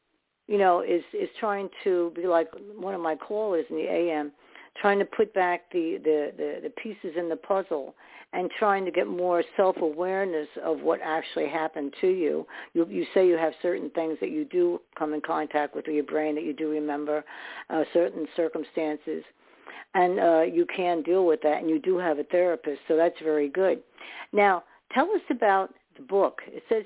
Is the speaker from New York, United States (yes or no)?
yes; New York, United States; also born or lived in New Jersey / Staten Island; I was born in New York, and we went back and forth from New Jersey to New York